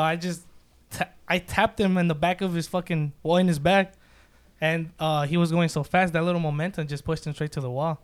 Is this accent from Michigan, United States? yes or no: no; Santa Ana, California, United States; also born or lived in Mexico / Long Beach; Moved to Santa Ana, been here ever since